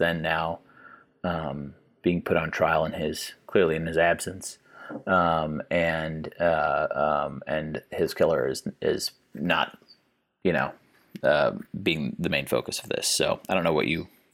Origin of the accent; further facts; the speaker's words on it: Kansas City, United States; I grew up in the Kansas City area